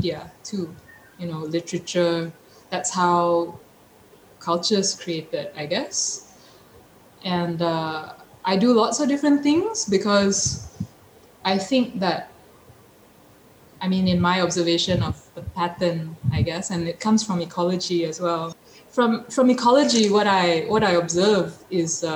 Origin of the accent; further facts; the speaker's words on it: Petaling Jaya, Selangor, Malaysia; moved away as an adult; now in Port Dickson, Malaysia; I grew up a city girl, so I grew up in Petaling Jaya.